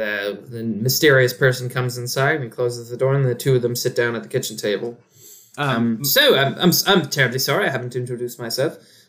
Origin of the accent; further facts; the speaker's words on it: Texas, United States; accent: Leeds; I'm also from Texas, but my parents were from Leeds, so I rather picked up their accent as I was growing.